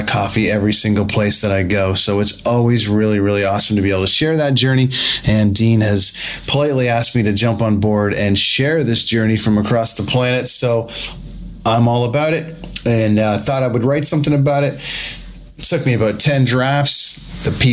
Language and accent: English; Canada; I am the one who at 42 years old, grown up in a land of sub-zero temperatures